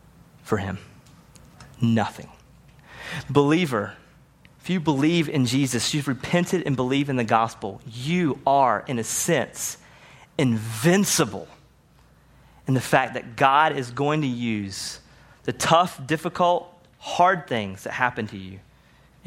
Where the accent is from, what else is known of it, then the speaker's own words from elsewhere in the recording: the South, United States; I grew up seeing it in the South